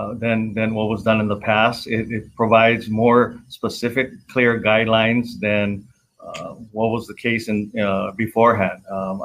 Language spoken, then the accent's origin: English; Oahu, Hawaii, United States; I was born and raised on Oahu, and Oahu is my home, and I plan to live here for the rest of my life, along with my family.